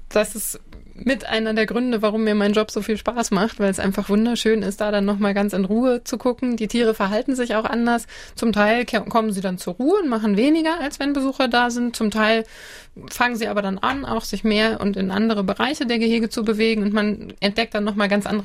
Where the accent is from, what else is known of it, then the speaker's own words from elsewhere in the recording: Schleswig-Holstein, Germany; Ähm, ich komme ja nun aus Schleswig-Holstein, das bringt mit sich, dass meine Verwandten ziemlich weit weg sind